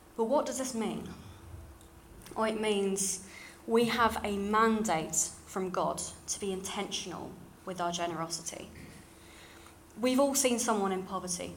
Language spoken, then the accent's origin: English; London, United Kingdom; accent: slightly RP; moved away; you can probably tell from my slightly RP voice. Uh, I grew up in London